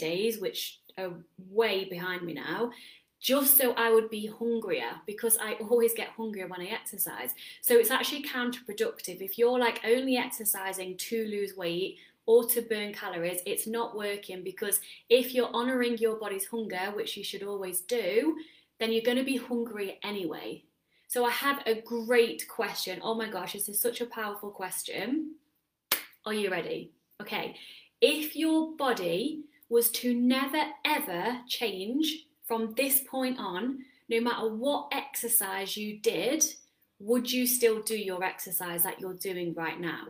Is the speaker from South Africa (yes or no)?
no; England, United Kingdom; moved away as an adult; now in Netherlands; I'm English